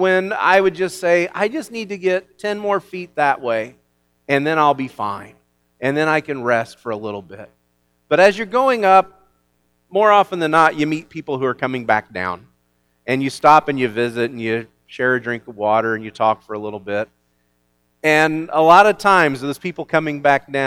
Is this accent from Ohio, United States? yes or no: no; Illinois, United States; I am from Illinois, and I grew up in a town a lot like this one